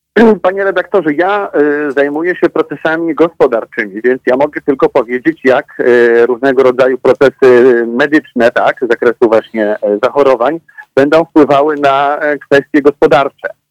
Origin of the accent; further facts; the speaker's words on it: Łódź, Łódź Voivodeship, Poland; ja pochodzę z Łodzi e, i tutaj mamy silnie rozwinięty sektor IT